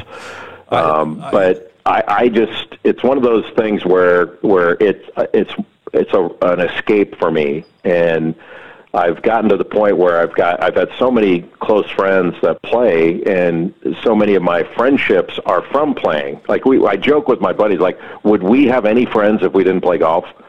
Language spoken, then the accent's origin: English; Los Angeles, California, United States; moved away; I grew up right uh, right near Los Angeles Country Club